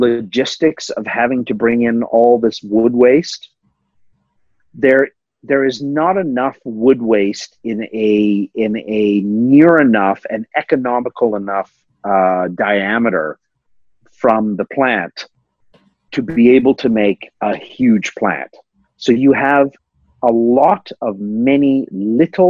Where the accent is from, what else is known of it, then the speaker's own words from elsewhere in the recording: Pickering, Ontario, Canada; also born or lived in Toronto; So I grew up in Toronto and I lived, grew up in Pickering